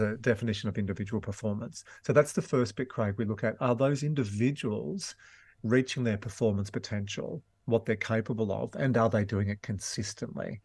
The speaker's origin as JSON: {"language": "English", "town": "Glen Innes", "region": "New South Wales", "country": "Australia", "tie": "born or raised there", "also_born_or_lived": "Wagga Wagga / Yass / Dubbo", "said": "we moved to Gleninus, uh, in the New England Tablelands."}